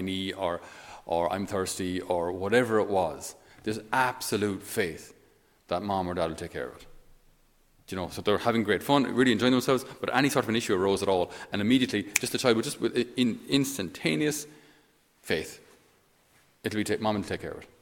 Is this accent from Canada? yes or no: no; Ireland; being Irish